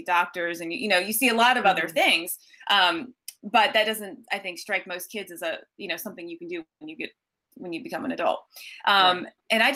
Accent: Collegeville, Pennsylvania, United States; I grew up actually in Collegeville, which is a suburb of Philly

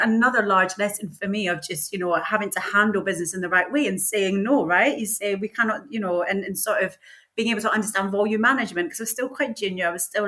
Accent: St Monans, Scotland, United Kingdom; now in Sidcup, United Kingdom; I am from a fishing village called St. Monans, which is in Fife

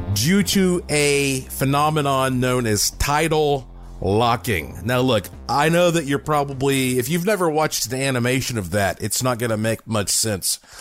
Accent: Asheville, North Carolina, United States; born or raised there; moved away as an adult; now in Las Vegas area, United States

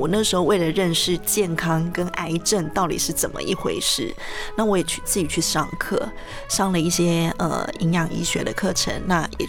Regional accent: Taiwan; moved away as an adult; also born or lived in Shanghai / Hong Kong; 我，是台湾人，没错。

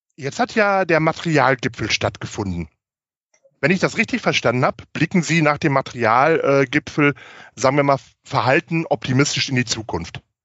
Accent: Germany; bei uns in Deutschland

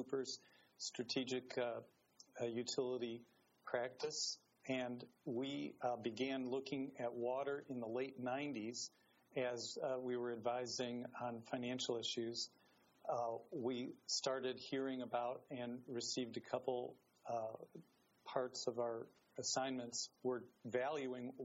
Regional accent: Cleveland, Ohio, United States; I grew up mainly in Cleveland

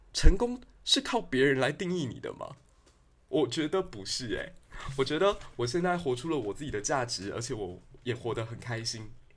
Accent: Taiwan; 难道我们台湾人就只能这样子了吗

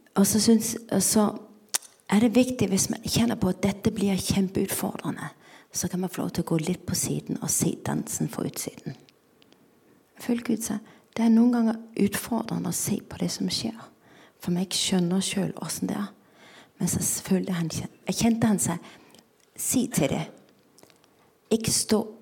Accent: Denmark; Norwegian is a second language; now in Norway; Jeg kommer fra Danmark, som dere sikkert hører

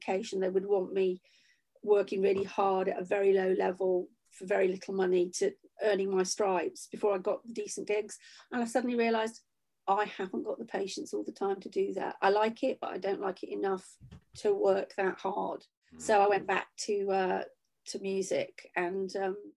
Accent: Shropshire, West Midlands, United Kingdom; also born or lived in Huyton, Liverpool; I left when I was 7 and I grew up in Shropshire for most of my life.

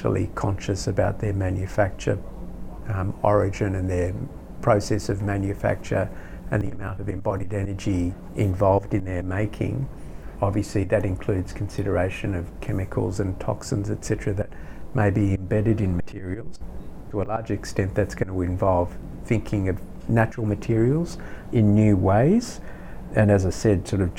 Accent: Australia

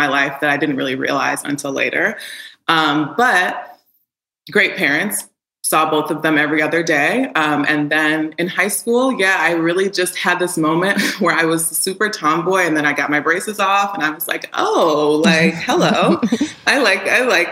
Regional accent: Chicago, Illinois, United States; also born or lived in Houston, Texas; I was born in Houston, but raised in Chicago

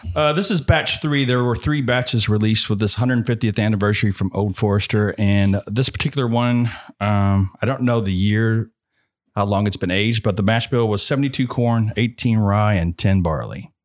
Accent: Frankfort, Kentucky, United States; I'm from Frankfurt

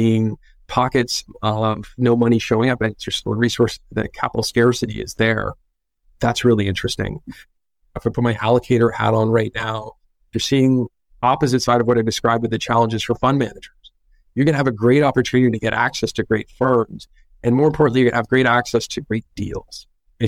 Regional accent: Northern California, United States; growing up in Northern California is being spoiled with all these things to do outside all year round

